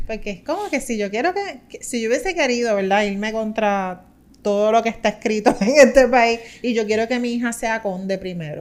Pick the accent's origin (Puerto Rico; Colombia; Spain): Puerto Rico; Juncos; soy del pueblo de Juncos